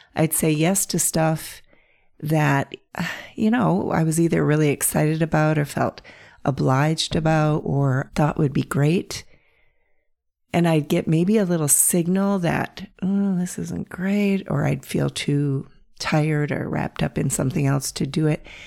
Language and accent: English; North Central Pennsylvania, United States; I grew up in North Central Pennsylvania